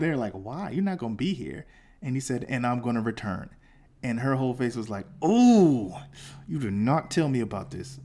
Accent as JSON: {"language": "English", "region": "the South", "country": "United States", "said": "I'm from the South"}